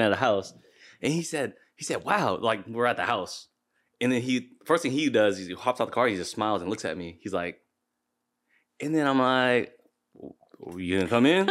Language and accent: English; Seattle, Washington, United States; I was born and raised here in Seattle